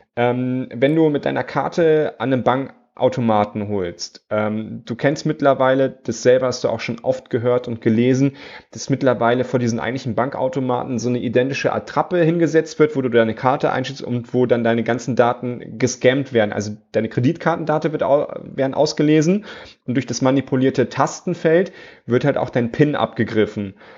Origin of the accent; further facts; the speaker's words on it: Germany; bei uns in Deutschland